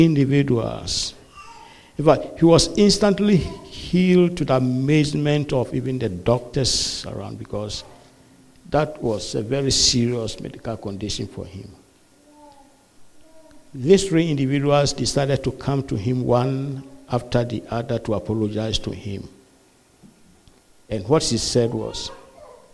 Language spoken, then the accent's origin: English; Ghana; also born or lived in Malawi; now in United States; we come from Ghana originally. Yeah, my wife and I are Ghanaians. We come from Ghana originally. But then we are stuck here in the U.S.